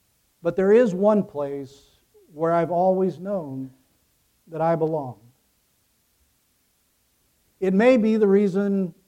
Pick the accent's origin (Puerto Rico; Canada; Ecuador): Ecuador; moved away as an adult; now in United States; I grew up in Ecuador, the child of missionaries. I didn't come back to the United States until I was 18 years old.